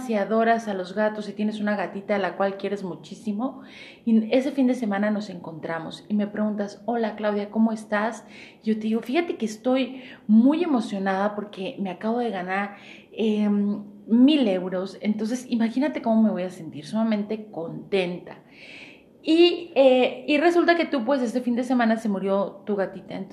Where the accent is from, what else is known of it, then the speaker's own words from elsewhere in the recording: Mexico; Y a lo mejor como buen chiste mexicano, para no dejar de fuera mi mexicanidad